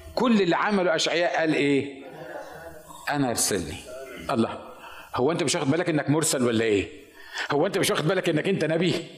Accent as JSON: {"language": "Arabic", "country": "Egypt", "moved": "yes", "said": "عندنا في مصر"}